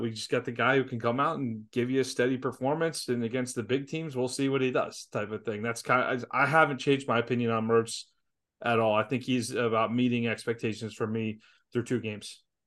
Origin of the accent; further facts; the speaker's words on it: Columbus, Ohio, United States; When, when I was a kid growing up in Columbus, Ohio